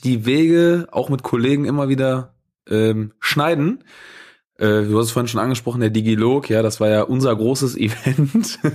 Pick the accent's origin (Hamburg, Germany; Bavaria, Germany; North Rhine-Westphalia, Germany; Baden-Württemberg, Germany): North Rhine-Westphalia, Germany; Krefeld; gebürtiger Krefelder